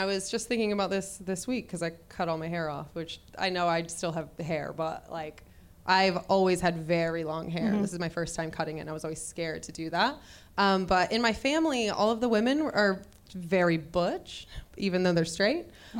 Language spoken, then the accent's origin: English; near New Orleans, swamp town on the Texas–Louisiana border, United States; moved away as an adult; also born or lived in Los Angeles, United States; So I grew up in, I say I'm from New Orleans, but I grew up in a tiny little swamp town on the border of Texas and Louisiana.